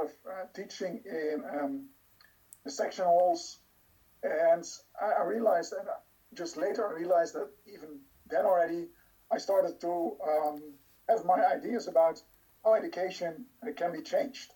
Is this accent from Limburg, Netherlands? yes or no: yes; Heerlen, Limburg, Netherlands; moved away as an adult; also born or lived in Amsterdam; I was born and raised in Hunsbruck